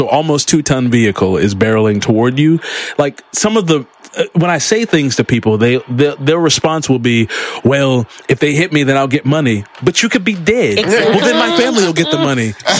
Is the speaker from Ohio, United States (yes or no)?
no; Baltimore, Maryland, United States; and I'm from Baltimore